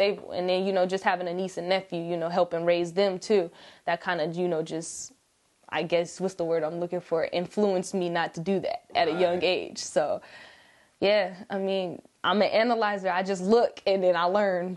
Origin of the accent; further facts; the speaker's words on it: Sacramento, California, United States; also born or lived in Oakland, California / Richmond, California; Ever since then, I've been in Sacramento, California. So my roots are from the Bay Area, but, you know, I'm Sacramento raised